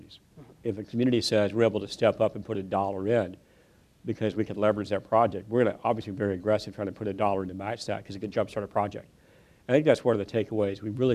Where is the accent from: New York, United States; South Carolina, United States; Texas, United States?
Texas, United States; West; I grew up in West Texas